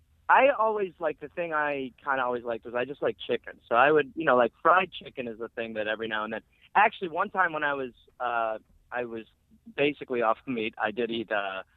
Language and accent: English; Wisconsin, United States; I am a man from Wisconsin